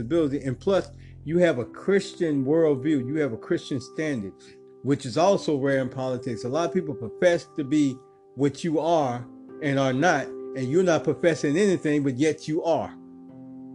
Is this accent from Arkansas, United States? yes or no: yes; Lake Village, Arkansas, United States; the city of Lake Village, which is my hometown, I grew up there